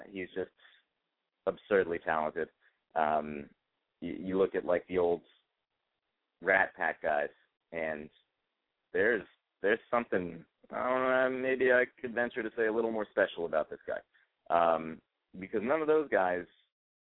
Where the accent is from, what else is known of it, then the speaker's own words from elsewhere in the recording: Chicago, Illinois, United States; I'm from Chicago